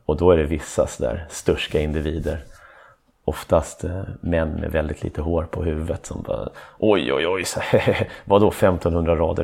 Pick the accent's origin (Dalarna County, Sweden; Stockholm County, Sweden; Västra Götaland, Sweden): Stockholm County, Sweden; Stockholm; jag är från Stockholm. Och då är man en äkta stockholmare.